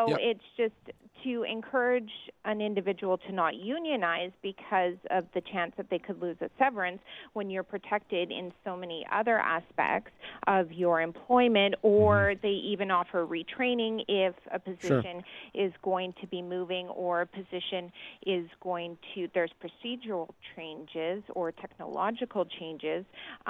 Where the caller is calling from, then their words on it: British Columbia, Canada; I'm calling from, and it may be different in Toronto or Ontario, but I'm in British Columbia